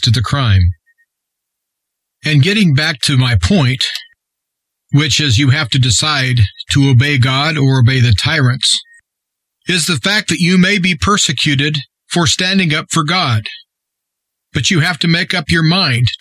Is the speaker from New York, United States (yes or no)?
no; Nebraska, United States; my home state of Nebraska